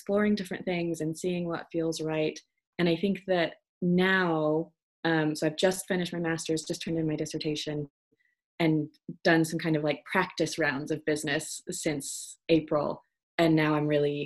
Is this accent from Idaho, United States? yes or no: yes; Idaho, United States; moved away as an adult; also born or lived in Oregon; now in United Kingdom; I've been here for a couple of years, did my master's in acting musicianship, but I'm from Idaho, and Oregon is where feels like home